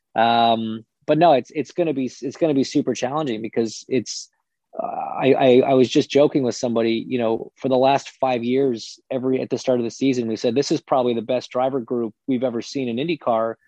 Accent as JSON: {"language": "English", "town": "Toronto", "region": "Ontario", "country": "Canada", "tie": "born or raised there", "said": "I grew up in Canada, I grew up in Toronto"}